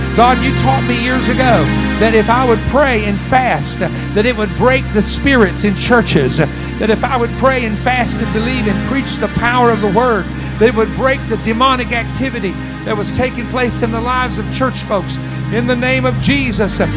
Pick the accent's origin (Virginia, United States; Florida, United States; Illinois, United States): Virginia, United States; I was from Virginia